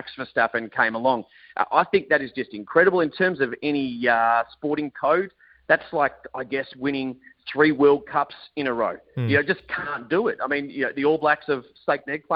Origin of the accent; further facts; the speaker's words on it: Australia; being an Australian